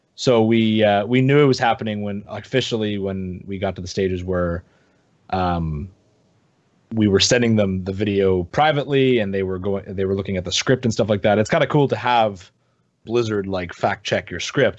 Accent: Canada; I'm from Canada

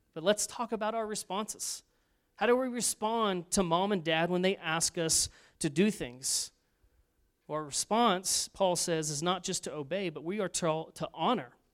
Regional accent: Arlington, United States; my mom and I grew up in Arlington

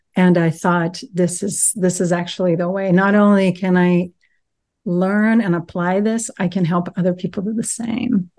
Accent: Brazil; moved away as an adult; now in United States; I grew up in Brazil, and then I moved to the U S when I was nineteen

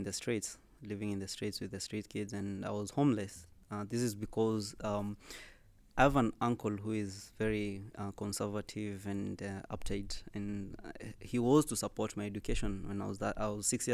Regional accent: Kenya; now in Qatar; I live in Qatar. I'm originally from Kenya

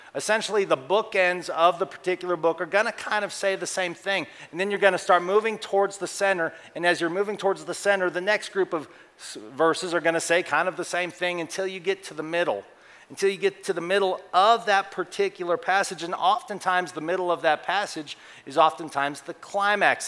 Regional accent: Colorado, United States; moved away as an adult; also born or lived in Oklahoma / Texas; I grew up in Colorado

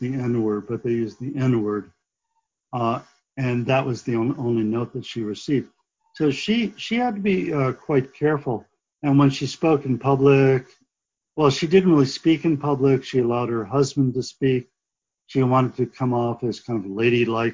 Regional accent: Barrington, Rhode Island, United States; moved away as an adult; also born or lived in Massachusetts / Berkeley, California / Chicago; now in New York City, United States; I'm originally from Rhode Island, and I grew up in Barrington, actually in a lighthouse

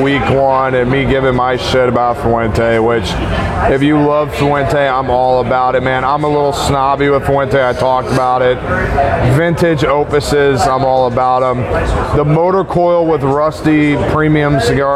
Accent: United States; being an American

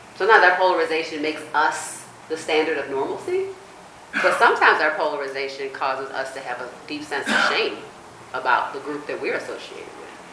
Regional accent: United States; I grew up in on the East Coast, where near the Chesapeake Bay

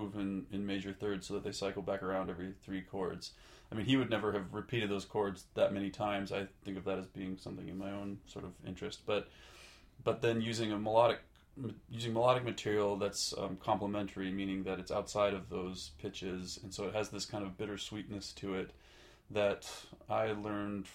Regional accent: Polson, Montana, United States; I grew up in western Montana. Some people might know where Missoula, Montana is, but I grew up about an hour north of Missoula, Montana, in a town called Polson, Montana.

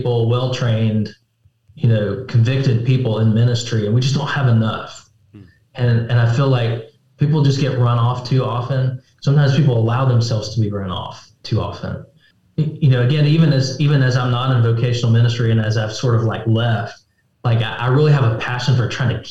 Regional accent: United States; But as Americans, as American right. Christians, we are.

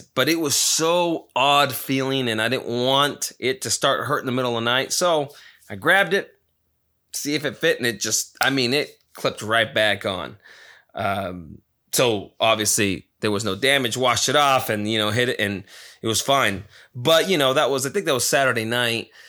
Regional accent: Nevada, United States; now in Arizona, United States; my home town of Nevada

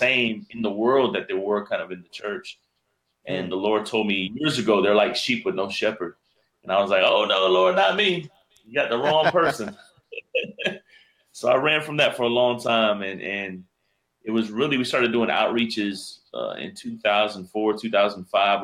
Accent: Miami, Florida, United States; I was born and raised in Miami, Florida.

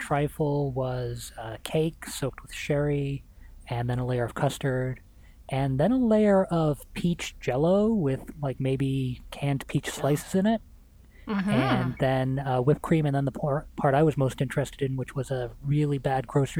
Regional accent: Canada; So they moved to Canada. And so that's here I am.

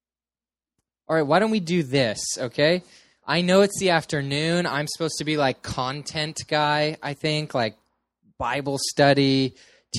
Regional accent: Petaluma, California, United States; moved away; I am originally from Northern California, a place called Petaluma

